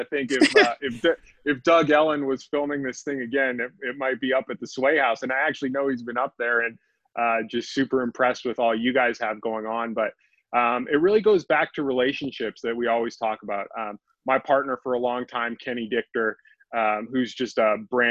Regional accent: Calgary, Alberta, Canada; moved away as an adult; also born or lived in Arizona; I grew up in Calgary, Canada

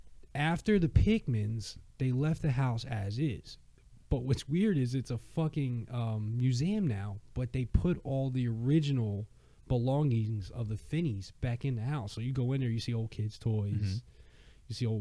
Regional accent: New Jersey, United States; So where I grew up. Or part of where I grew up in Jersey

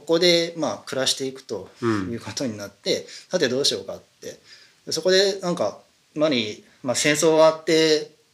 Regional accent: Saitama, Japan; born or raised there

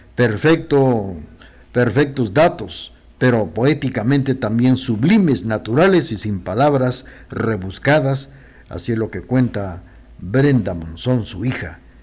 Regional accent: Guatemala; nuestra Guatemala

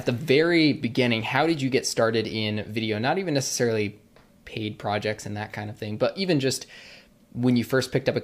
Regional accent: Vermont, United States; moved away; I'm actually originally from Vermont

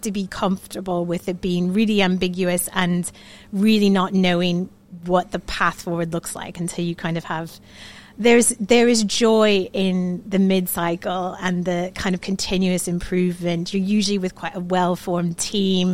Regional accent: Florida, United States; moved away as an adult; also born or lived in New York City, United States; now in Manchester, United Kingdom; I am from the Sunshine State, Florida.

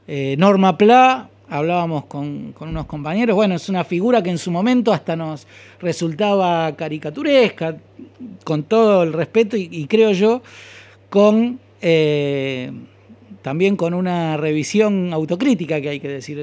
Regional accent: Buenos Aires, Argentina; also born or lived in Lanús; yo estudié en el barrio de Saavedra, de donde soy oriundo, el barrio de Goyeneche y Platense

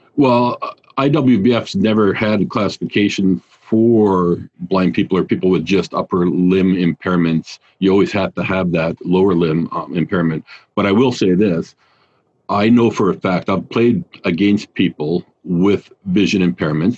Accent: Canada; also born or lived in Australia / Germany; I'm Canadian

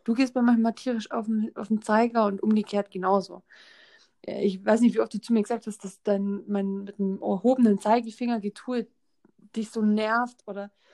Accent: Germany; bei uns in Deutschland

